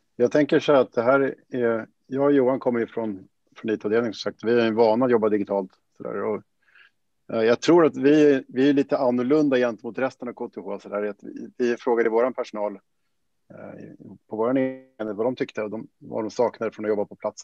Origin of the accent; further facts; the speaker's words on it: Sweden; som man som svensk